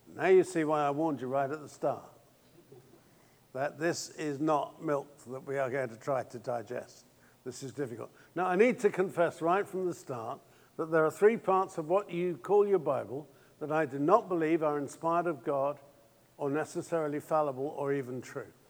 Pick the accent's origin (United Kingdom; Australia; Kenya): United Kingdom; England; being English